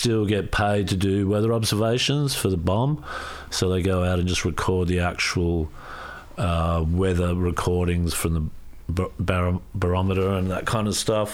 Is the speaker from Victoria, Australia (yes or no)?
yes; Ferntree Gully, Victoria, Australia; also born or lived in Mallacoota / Dandenongs; now in Torquay, Australia; I was born here in Australia